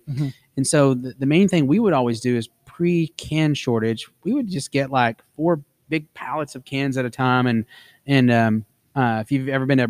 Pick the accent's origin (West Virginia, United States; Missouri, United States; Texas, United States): Texas, United States; I'm a Texan.